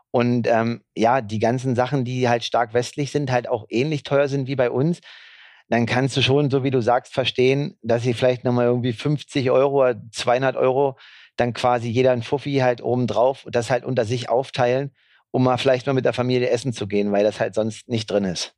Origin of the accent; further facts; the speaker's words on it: Germany; als Deutscher